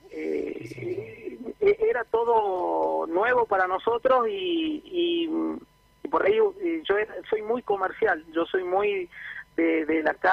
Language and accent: Spanish; Jujuy, Argentina; los dos somos de Jujuy, pero bueno, nos conocimos en Córdoba en la facultad.